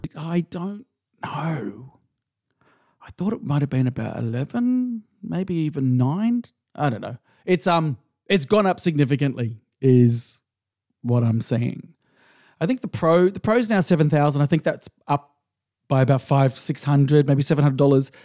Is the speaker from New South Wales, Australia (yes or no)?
yes; Sydney, New South Wales, Australia; moved away; I'm, I'm originally from Sydney